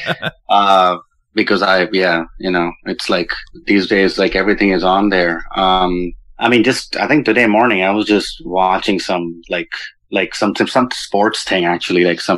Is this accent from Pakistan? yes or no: no; India; now in Los Angeles, United States; I didn't grow up here. I grew up in India.